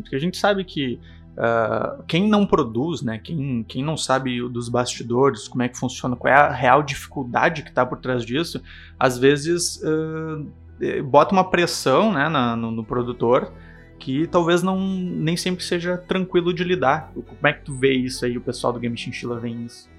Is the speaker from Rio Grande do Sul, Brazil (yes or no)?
yes; Porto Alegre, Rio Grande do Sul, Brazil; Somos de Porto Alegre